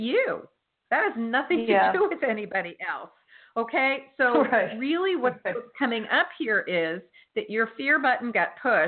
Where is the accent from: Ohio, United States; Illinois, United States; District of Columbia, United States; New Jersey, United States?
New Jersey, United States; moved away; My home state